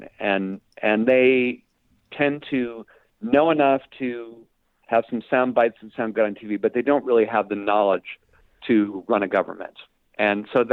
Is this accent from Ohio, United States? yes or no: yes; Cleveland, Ohio, United States; I grew up in Cleveland, Ohio